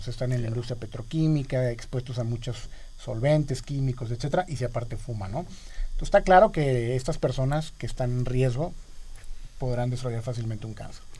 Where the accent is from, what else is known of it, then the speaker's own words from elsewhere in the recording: Mexico; somos más mexicanos, evidentemente